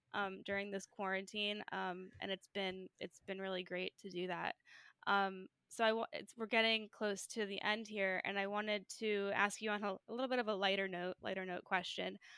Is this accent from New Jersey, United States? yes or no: yes; New Jersey, United States; I'm from New Jersey